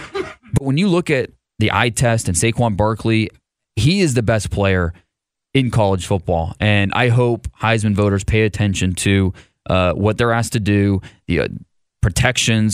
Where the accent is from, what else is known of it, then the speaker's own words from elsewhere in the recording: Ohio, United States; I'm from Ohio